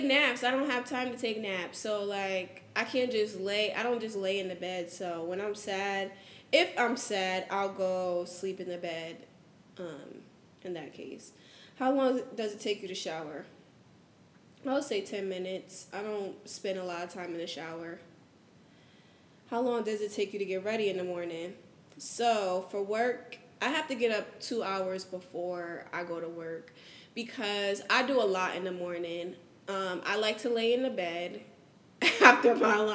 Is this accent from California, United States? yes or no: no; New Haven, Connecticut, United States; now in Houston, United States; I'm from New Haven, Connecticut.